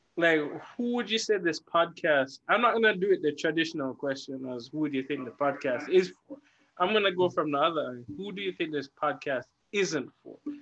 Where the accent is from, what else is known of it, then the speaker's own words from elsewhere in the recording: Jamaica; as a Jamaican growing up